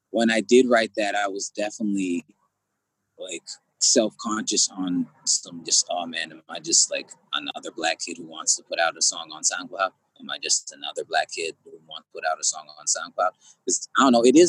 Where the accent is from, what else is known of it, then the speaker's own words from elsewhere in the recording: Seattle, Washington, United States; I am from Seattle, Washington